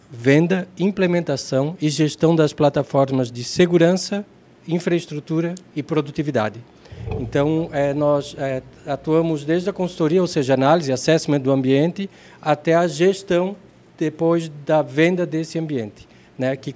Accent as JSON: {"language": "Portuguese", "country": "Brazil", "tie": "born or raised there", "said": "eu nasci no Zendron."}